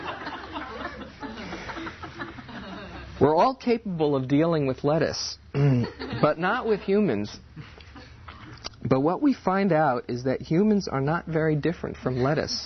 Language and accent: English; New York, United States; I grew up in New York. I'm a New Yorker